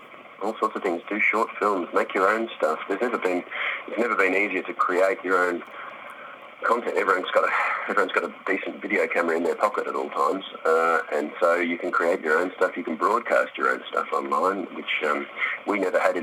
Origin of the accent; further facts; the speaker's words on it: Melbourne, Victoria, Australia; Melbourne, which is my hometown